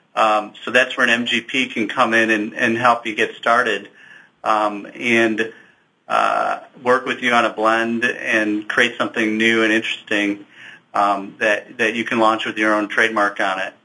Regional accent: Chicago, Illinois, United States; moved away as an adult; now in Kansas City, United States; I grew up in Chicago

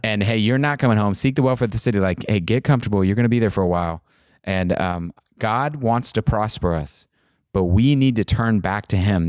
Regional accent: Kansas, United States; I'm from Kansas

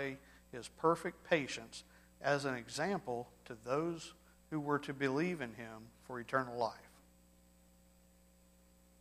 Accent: Charleston, United States; also born or lived in Florence, Alabama (summers); Growing up in North Alabama in the summers, going to my grandparents' house up in Florence, we'd spend 4 to 6 weeks a summer up there. It was the only time I got to really work on the farm. We didn't have that in Charleston

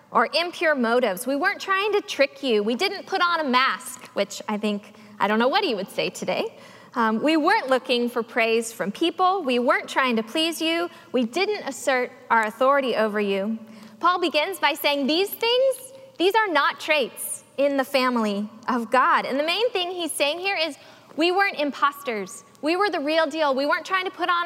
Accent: the South, United States; As a young girl growing up in the South

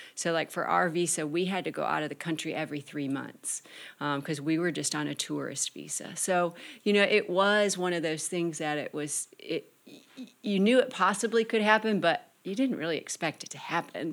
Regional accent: Michigan, United States; I'm from Michigan

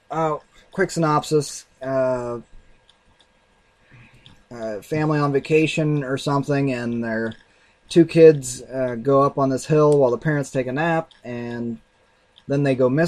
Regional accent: Canada; well, I'm from Canada, eh?

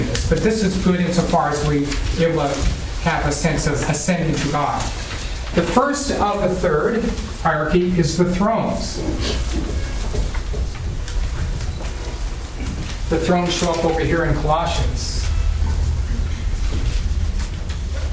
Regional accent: Idaho, United States; moved away; also born or lived in Portugal; When I was in Idaho, my home state

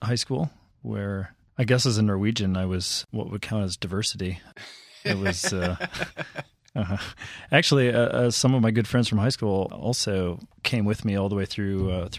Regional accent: Minneapolis, Minnesota, United States; Well, I'm from Minnesota, Minneapolis, Minnesota, I guess the Twin Cities, the suburbs, born and raised there.

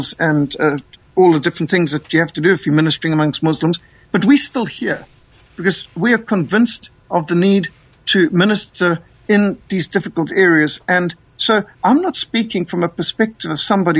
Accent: Zimbabwe; also born or lived in Namibia; now in South Africa; my country that I was brought up in, Rhodesia

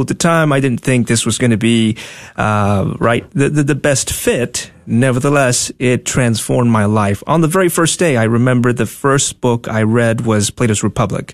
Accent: Tegucigalpa, Francisco Morazán, Honduras; moved away as an adult; also born or lived in Dallas, Texas; now in United States; born and raised in Honduras, capital city, Tegucigalpa. I moved here when I was 19, uh, close to 20

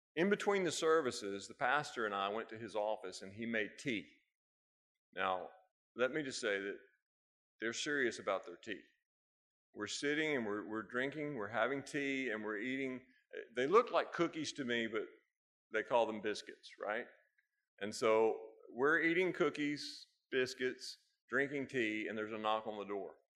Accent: United States; I'm an American

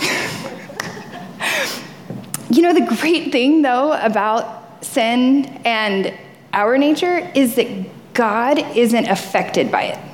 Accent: the South, United States; I grew up in the South, so fishing is like, it's like normal.

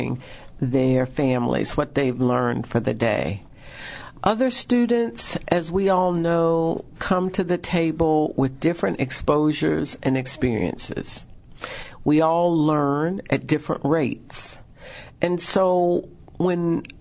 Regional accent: the South, United States; We say soda in the South.

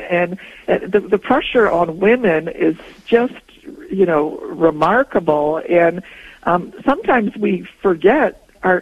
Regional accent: Poland; also born or lived in Toronto, Canada; now in Canada; I was born in Poland

